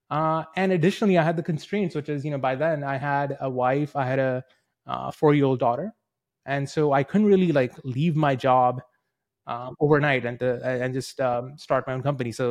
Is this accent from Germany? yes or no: no; New Zealand; also born or lived in India; I'm a two-time immigrant. I was born in India. My parents moved over to New Zealand when I was ten.